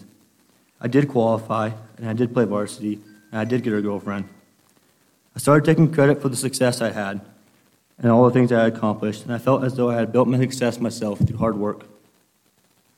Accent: Imperial, United States; I was raised here in Imperial

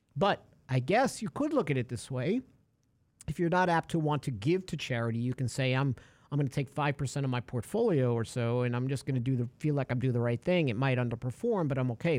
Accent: New York City, New York, United States; now in Texas, United States; I'm a kid from New York City

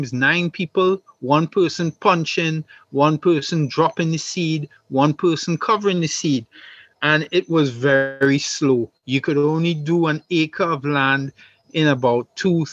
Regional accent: Trinidad & Tobago; I grew up on the Texaco camp

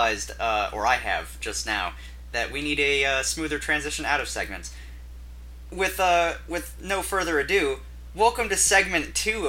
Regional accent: United States; we're from America

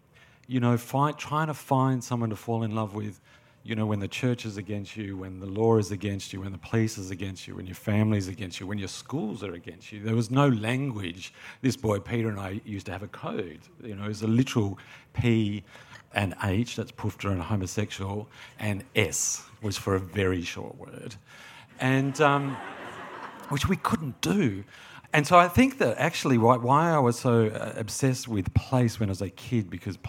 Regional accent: Sydney, New South Wales, Australia; Yeah, I grew up in Sydney and I spent the first 18 years of my life on the North Shore

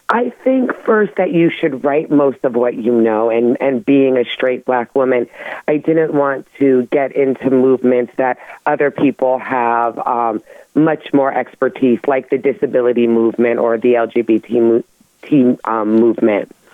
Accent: United States; we're American

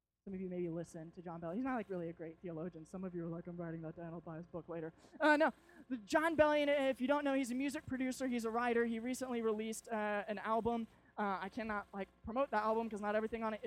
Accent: Arkansas, United States; we're from Arkansas

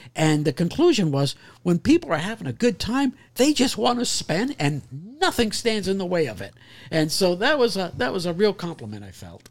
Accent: Canada; moved away; as a kid growing up in Canada, I played goalie in hockey

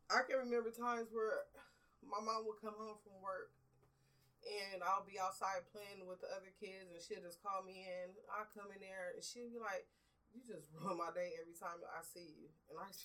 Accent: Los Angeles, California, United States; I grew up in Watts in the um, I was born in '78, so I went through the '80s and the '90s area when it was really heavily drugs, violence

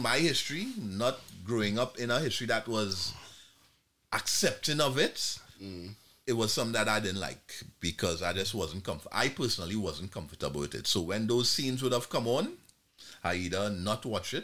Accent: Trinidad & Tobago; moved away; I come from Trinidad and Tobago, as is already established. Now I grew up in a Caribbean culture

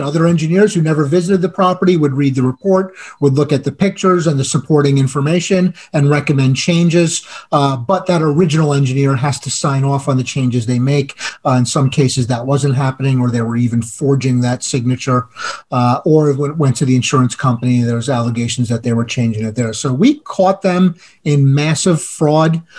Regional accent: New Jersey, United States; That was New Jersey. That was my home state

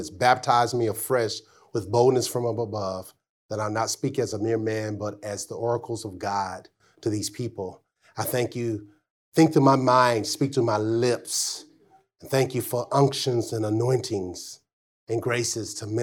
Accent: Arkansas, United States; growing up in Arkansas

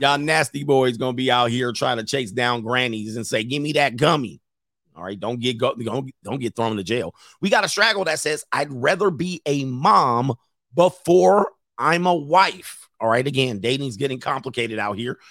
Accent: Southern California, United States; I've been grew up in the, in, in Southern California with cultural people

